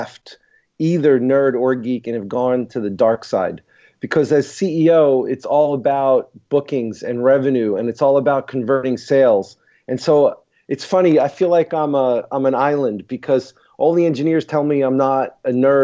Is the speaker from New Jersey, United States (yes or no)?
no; New York City, New York, United States; moved away as an adult; also born or lived in Boston, United States; now in Pittsburgh, United States; I born and raised in Brooklyn, went to school in Stuyvesant High School in Manhattan